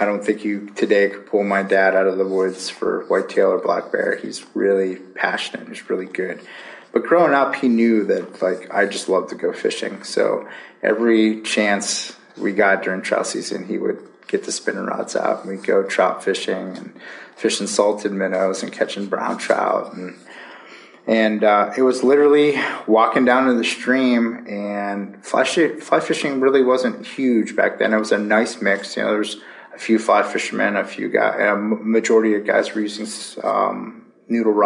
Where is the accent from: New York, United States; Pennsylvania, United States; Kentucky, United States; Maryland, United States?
Pennsylvania, United States; Girard; I was born and raised in Erie, Pennsylvania, actually in Girard, which is about 25 minutes or so from the city of Erie